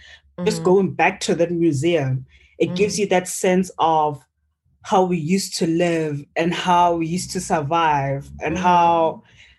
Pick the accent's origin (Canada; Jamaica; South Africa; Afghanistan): South Africa; Limpopo; I'm from Limpopo, very green, very tropical. We are the face of mangoes and avocados. That's us.